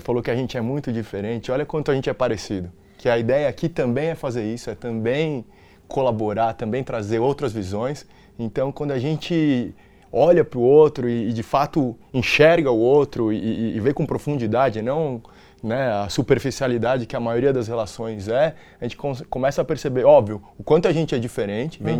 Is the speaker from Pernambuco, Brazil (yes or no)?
no; São Paulo, Brazil; eu nasci, fui criado na Bela Vista, né? Origem italiana